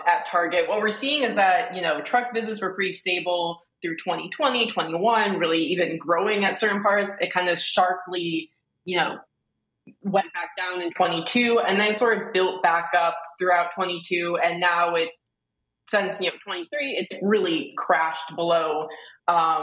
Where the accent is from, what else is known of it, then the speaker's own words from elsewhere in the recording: Detroit, Michigan, United States; I grew up in Metro Detroit